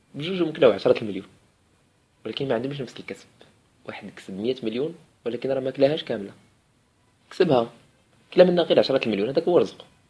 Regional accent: Morocco; عندنا في المغرب

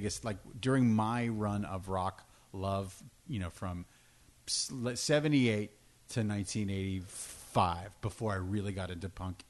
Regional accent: Pittsburgh, Pennsylvania, United States; moved away; also born or lived in Albuquerque, New Mexico; like a part of my life, I grew up in Pittsburgh. I was born in Pittsburgh, and Pittsburgh is a classic arena rock city.

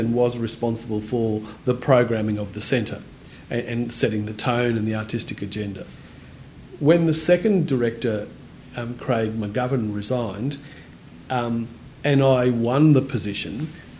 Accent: Innisfail, Queensland, Australia; moved away; also born or lived in Darwin; And I was born in Innisfail. That's just a bit south of Cairns.

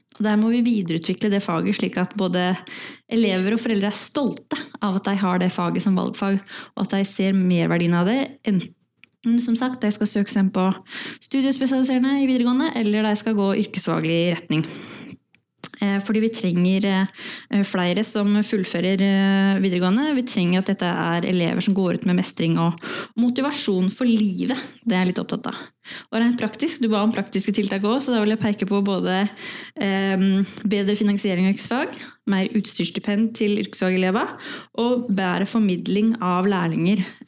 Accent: Valdres, Innlandet, Norway; så kommer jeg fra Valdres i utgangspunktet

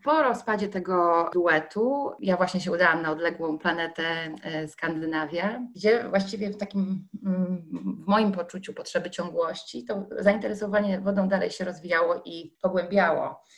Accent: Gdańsk, Pomeranian Voivodeship, Poland; Ja się urodziłam nad Bałtykiem w Gdańsku

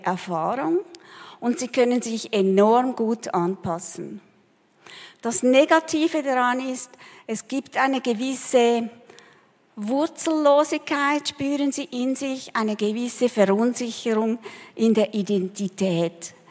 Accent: Switzerland; moved away as an adult; also born or lived in Peru; Als wir zurückkamen nach vielen Jahren, wir haben auch gemerkt, wir sind nicht Peruaner, aber wir sind auch keine richtigen Schweizer mehr.

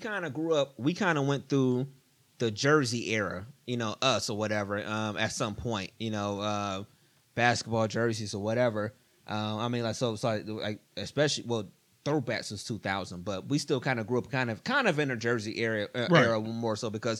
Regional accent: East Cleveland, Ohio, United States; I mean, for us, we grew up in East Cleveland, you know, so we went to Shaw with the dress code

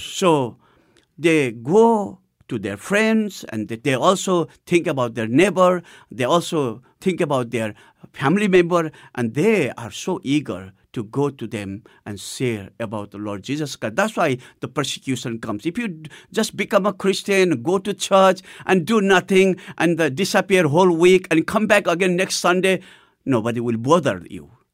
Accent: Nepal; I had a privilege to go to the first church of Nepal, which was in my hometown

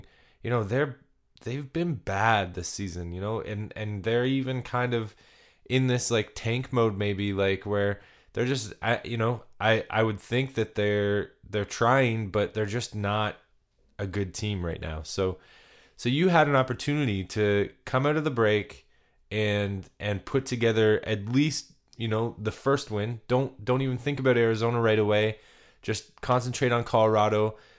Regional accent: Canada; I'm a Canadian boy that, you know, I've ventured into the States, but I haven't made it to the Mile High City

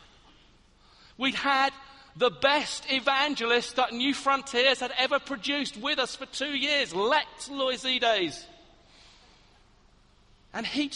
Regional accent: Hastings, South East England, United Kingdom; I come from Hastings on the south coast

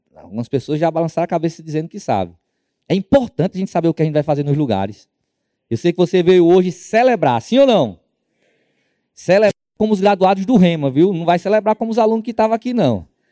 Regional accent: Northeast Region, Brazil; moved away as an adult; nós somos do Nordeste

